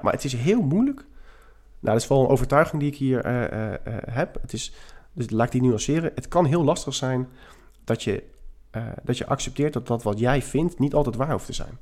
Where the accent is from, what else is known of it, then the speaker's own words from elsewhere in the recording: The Hague, South Holland, Netherlands; also born or lived in Scheveningen; Ik woon op Scheveningen, zoals we dat dan zeggen. Ik ben wel import. Ik ben Hagenees, Hagenaar.